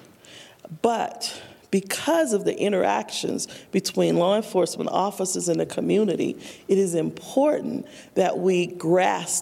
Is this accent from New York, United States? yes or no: no; New Orleans, Louisiana, United States; moved away as an adult; also born or lived in Fort Collins, Colorado / Denver, Colorado; I'm originally from New Orleans